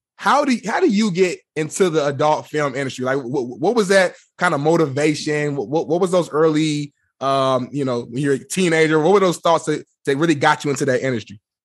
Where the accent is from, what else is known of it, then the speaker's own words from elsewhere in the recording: Indianapolis, Indiana, United States; also born or lived in Muncie; I'm born and raised in Indianapolis